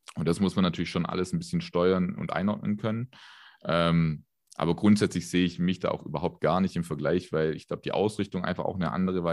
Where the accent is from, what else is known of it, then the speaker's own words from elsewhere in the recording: Ludwigsburg, Baden-Württemberg, Germany; also born or lived in Stuttgart; ich bin ähm, gar nicht so weit her in Stuttgart geboren. Ähm, vor den Toren Ludwigsburgs bin ich groß geworden.